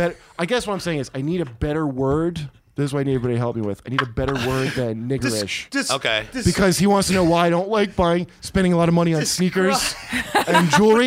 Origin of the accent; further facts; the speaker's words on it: Toms River, New Jersey, United States; I grew up in Tom's River, the home of Guido's.